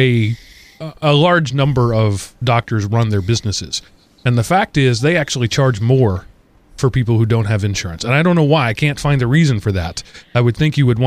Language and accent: English; United States; being an American